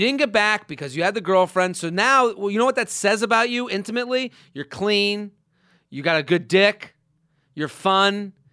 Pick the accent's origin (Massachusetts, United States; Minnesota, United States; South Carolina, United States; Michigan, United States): Massachusetts, United States; Needham; moved away; my hometown